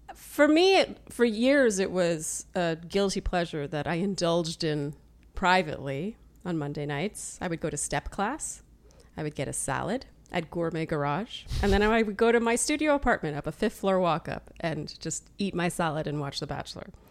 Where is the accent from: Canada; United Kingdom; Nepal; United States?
Canada; Ottawa, Ontario; also born or lived in Eastern Germany; I was born and raised in Ottawa, Canada